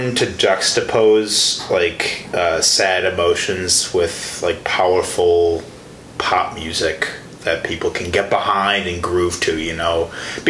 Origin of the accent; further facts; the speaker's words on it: Chicago, Illinois, United States; now in Milwaukee, United States; I'm from Chicago